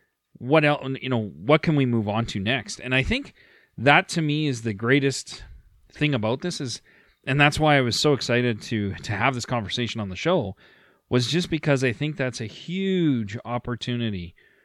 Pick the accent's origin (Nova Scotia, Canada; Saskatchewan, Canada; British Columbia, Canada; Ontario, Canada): Ontario, Canada; Sault Ste. Marie; My claim is I'm from Sault Ste. Marie, and I'm a rights-bearing Métis